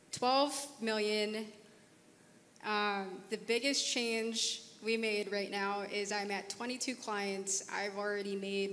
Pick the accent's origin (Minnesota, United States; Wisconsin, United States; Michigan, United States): Minnesota, United States; Minneapolis; So I'm from Minneapolis.